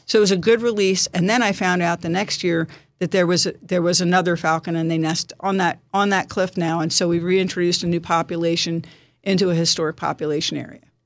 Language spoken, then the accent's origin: English; Bucks County, Pennsylvania, United States; moved away as an adult; now in Poconos, United States; Originally from Bucks County, uh, graduated from Neshaminy High School